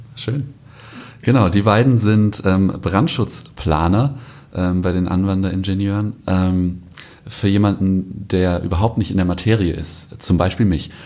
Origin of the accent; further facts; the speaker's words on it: Scheidegg, Bavaria, Germany; geborener Allgäuer aus Scheidegg